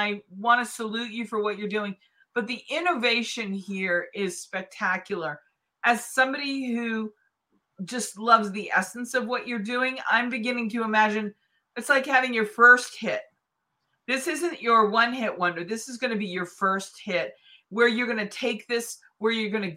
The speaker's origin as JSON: {"language": "English", "town": "Boston", "region": "Massachusetts", "country": "United States", "tie": "born or raised there", "moved": "yes", "said": "Boston's my hometown"}